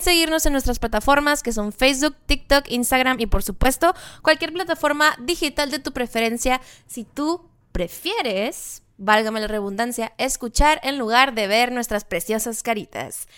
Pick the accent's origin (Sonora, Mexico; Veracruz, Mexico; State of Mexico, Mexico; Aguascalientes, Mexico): Sonora, Mexico; yo nací en Sonora